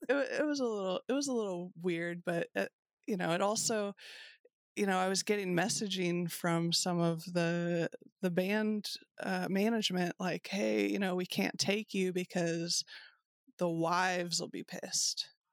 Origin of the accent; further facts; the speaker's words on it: Kentucky, United States; I'm from Kentucky